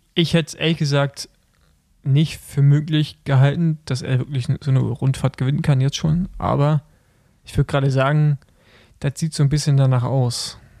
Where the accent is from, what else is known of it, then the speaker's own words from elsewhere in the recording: Germany; wir sind ja Deutsche und wir sprechen ja, wie wir es lesen